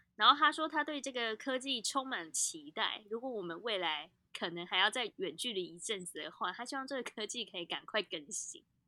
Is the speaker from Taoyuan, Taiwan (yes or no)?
no; Taipei, Taiwan; 身为台北人其实很棒的一件事情是我们拥有一个很棒的山，叫做阳明山